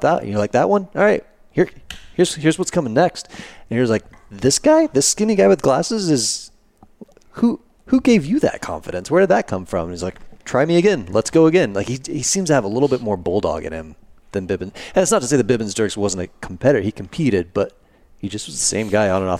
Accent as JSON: {"language": "English", "town": "Rio Vista", "region": "Texas", "country": "United States", "tie": "born or raised there", "said": "I grew up in Rio Vista, Texas"}